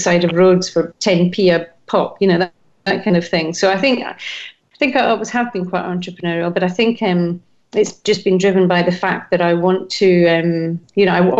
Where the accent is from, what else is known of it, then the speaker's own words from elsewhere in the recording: Edinburgh, Scotland, United Kingdom; I'm Scottish. I came from Edinburgh, and the transport links in Scotland are not great.